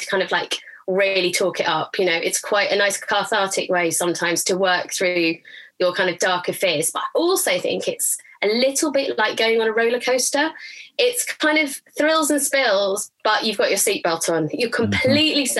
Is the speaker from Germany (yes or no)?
no; Durham, North East England, United Kingdom; So I grew up in Durham, which is another kind of similar to Canterbury, kind of big cobbled cathedral town